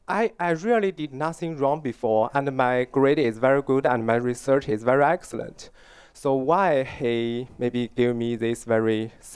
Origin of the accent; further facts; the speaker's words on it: China; also born or lived in Vancouver, Canada; now in Canada; I'm originally from China, but now I'm a student in Canada.